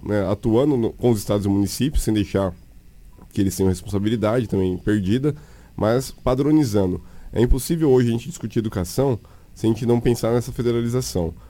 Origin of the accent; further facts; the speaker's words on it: São Paulo, Brazil; moved away as an adult; now in Mato Grosso, Brazil; Tenho vivência no estado de Mato Grosso né, há oito anos, sou de São Paulo, né, vim para cá